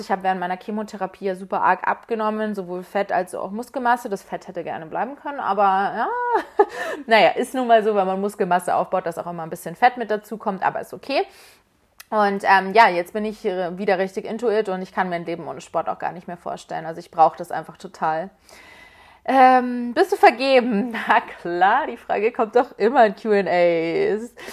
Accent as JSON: {"language": "German", "town": "Munich", "region": "Bavaria", "country": "Germany", "tie": "born or raised there", "moved": "as an adult", "lives_now": "Berlin, Germany", "said": "Ich komme ursprünglich aus München und ich muss sagen, ich habe in München tatsächlich auch eine Wohnung gesucht. Ich habe mir dann gesagt, okay, ich möchte jetzt ausziehen. Ich habe noch bei meinen Eltern gewohnt"}